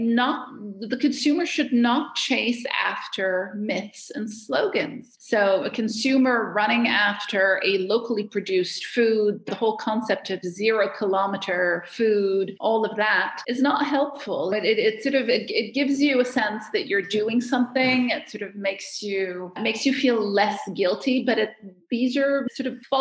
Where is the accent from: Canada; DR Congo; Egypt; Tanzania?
Egypt; Cairo, Cairo Governorate; moved away as an adult; now in Geneva, Switzerland; I'm from Cairo. So obviously, I grew up in a lot of chaos